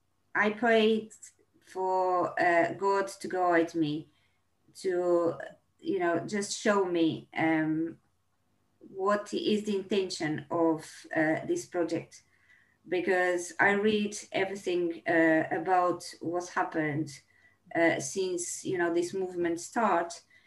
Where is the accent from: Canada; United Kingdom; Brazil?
Brazil; moved away; I decided to be a journalist because when I came from Brazil, I was having a gentleman that was having a local radio, right?